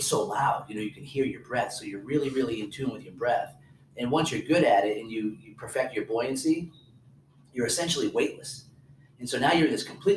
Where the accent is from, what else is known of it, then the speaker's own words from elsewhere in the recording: New Hampshire, United States; moved away; I grew up near the Atlantic Ocean in New Hampshire